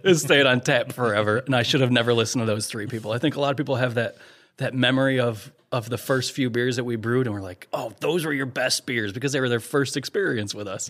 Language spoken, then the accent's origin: English; United States; I'm American